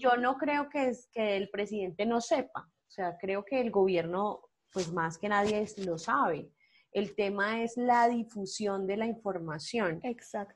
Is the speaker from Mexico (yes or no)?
no; Colombia; lo que somos nosotros como nación, lo que somos nosotros como colombianos